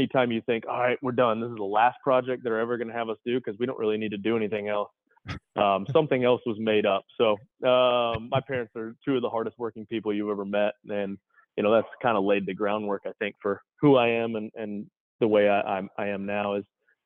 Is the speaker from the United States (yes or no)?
yes; Tennessee, United States; also born or lived in Michigan; We grew up in Tennessee. I was born in Michigan and then moved to Tennessee when I was about four and a half. So Tennessee's home for us.